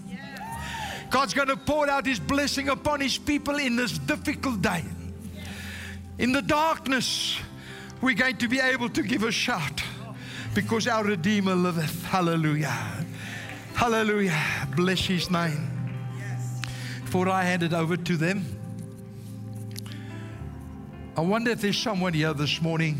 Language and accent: English; South Africa; first language Afrikaans; English is a second language; I can't even speak English properly because I'm a South African Afrikaner. I was born Afrikaans